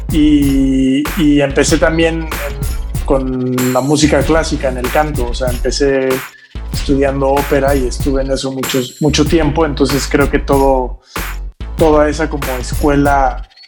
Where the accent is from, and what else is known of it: Oaxaca, Mexico; moved away as an adult; now in Mexico City, Mexico